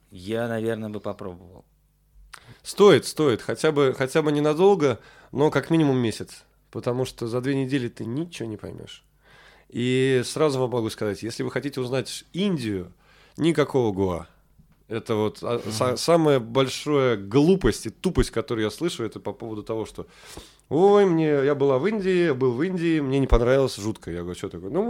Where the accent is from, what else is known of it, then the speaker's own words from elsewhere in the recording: Samara, Samara Oblast, Russia; now in Saint Petersburg, Russia; Я из Самары, да.